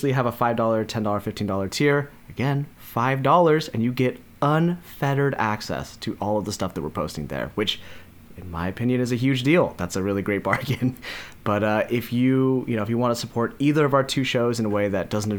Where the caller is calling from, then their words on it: Portland, Oregon, United States; calling in from Portland, Oregon.